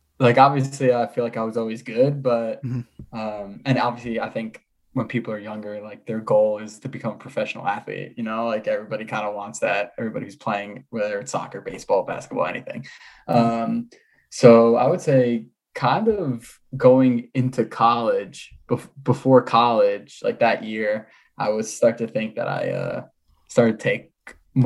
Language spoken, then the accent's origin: English; New Jersey, United States; New Jersey. Born and raised.